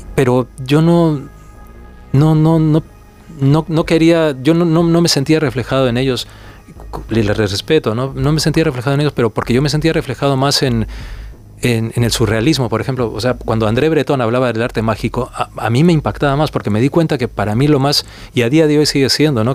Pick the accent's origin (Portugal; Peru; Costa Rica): Peru; moved away; yo crecí en el Perú de los 80.